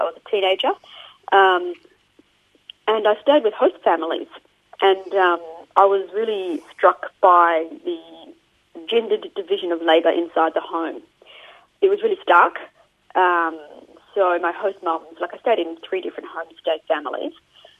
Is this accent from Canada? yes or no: no; Queensland, Australia; also born or lived in Japan; I first started studying the language when I was at school in Brisbane. So I grew up in Queensland, and Japanese was a pretty popular language in the 1980s and 90s.